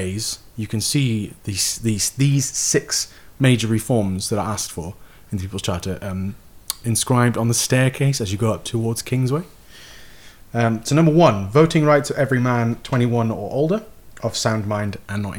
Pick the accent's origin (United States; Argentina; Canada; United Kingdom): United Kingdom; Newport, Wales; Newport, Wales. My hometown